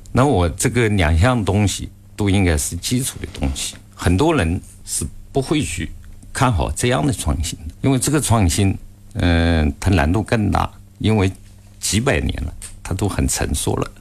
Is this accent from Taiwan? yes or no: no; China; 我们中国在这个行业， 尤其在手动工具行业